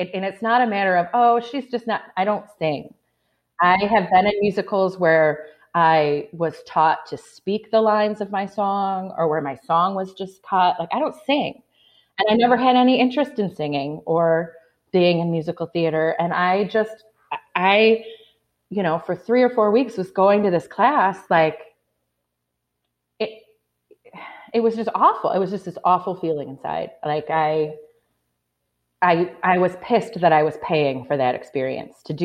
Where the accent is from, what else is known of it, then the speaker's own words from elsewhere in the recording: Flint, Michigan, United States; moved away; I'm from Michigan. I'm from Flint, Michigan